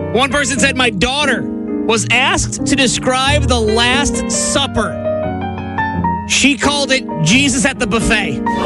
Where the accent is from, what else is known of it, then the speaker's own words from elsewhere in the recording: New York, United States; Growing up in New York